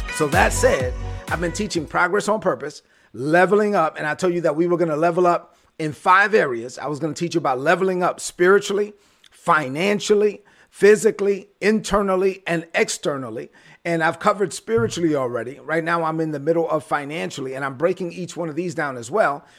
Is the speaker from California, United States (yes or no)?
no; New York City, New York, United States; I was born in Brooklyn